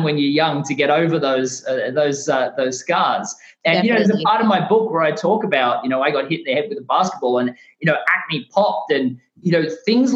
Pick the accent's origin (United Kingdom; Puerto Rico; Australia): Australia; moved away as an adult; now in United States; my home country of Australia